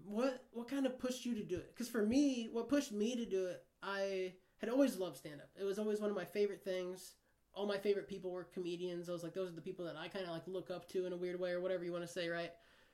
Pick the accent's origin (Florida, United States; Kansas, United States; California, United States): Kansas, United States; now in San Diego, United States; But I came from Kansas, where it's like it's easy to think that.